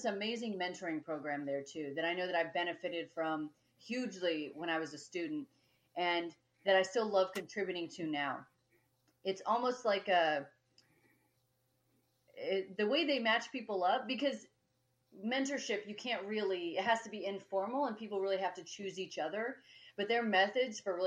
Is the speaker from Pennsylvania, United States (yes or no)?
no; Colorado, United States; I was born and raised in Colorado